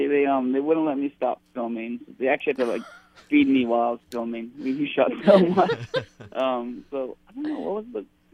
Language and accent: English; Hawaii, United States; I'm a Hawaiian filmmaker